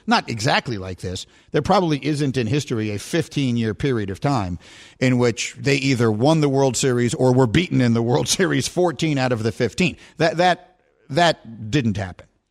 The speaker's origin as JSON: {"language": "English", "town": "New York City", "region": "New York", "country": "United States", "tie": "born or raised there", "also_born_or_lived": "Chicago", "moved": "yes", "said": "I was raised in New York City and then I went to Chicago"}